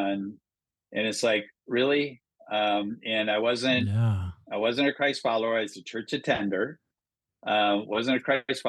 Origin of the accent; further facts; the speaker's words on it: small town Minnesota, United States; moved away as an adult; also born or lived in Le Mars, Iowa / Las Vegas, Nevada; Born in Iowa, grew up in Minnesota.